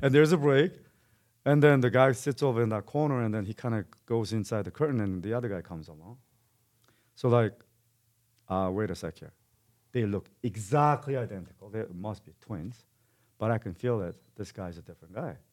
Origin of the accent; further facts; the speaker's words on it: South Korea; now in Calgary, Canada; I'm, I'm Korean and born and raised in Korea